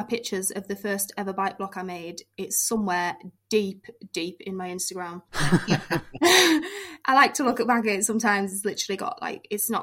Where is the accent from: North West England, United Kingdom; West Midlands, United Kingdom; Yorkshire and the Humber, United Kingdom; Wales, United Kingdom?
Yorkshire and the Humber, United Kingdom; York; moved away as an adult; now in Durham, United Kingdom; I was born in York, so it's kind of like the middle. Grew up there, not really moved